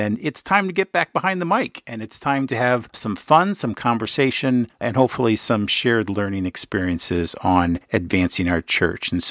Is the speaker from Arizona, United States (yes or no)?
yes; Phoenix, Arizona, United States; now in Pennsylvania, United States; the Phoenix, Arizona area, my hometown, the place of my birth